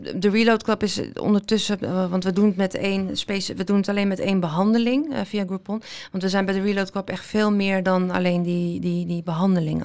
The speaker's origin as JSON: {"language": "Dutch", "town": "Amsterdam", "region": "North Holland", "country": "Netherlands", "tie": "born or raised there", "said": "ik ben eh, geboren en getogen in Amsterdam eh, mhm. met eh, Marokkaanse roots"}